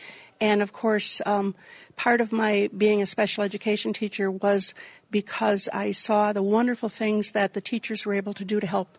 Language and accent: English; Union Grove, Wisconsin, United States; also born or lived in Kenosha; Union Grove.